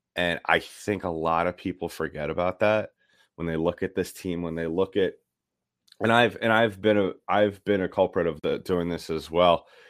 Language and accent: English; New York, United States; I'm from New York